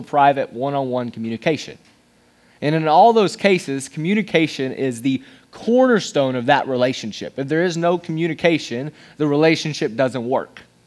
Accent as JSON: {"language": "English", "town": "Johnson City", "region": "Tennessee", "country": "United States", "tie": "born or raised there", "also_born_or_lived": "Knoxville, Tennessee", "moved": "as an adult", "lives_now": "Nashville, United States", "said": "I am from East Tennessee. I was born and raised. I was born in Knoxville, then moved in Johnson City, Tennessee."}